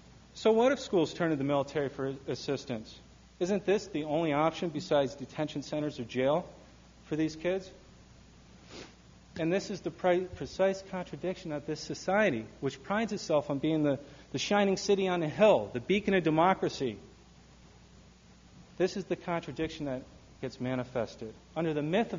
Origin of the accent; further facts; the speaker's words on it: Michigan, United States; My home state of Michigan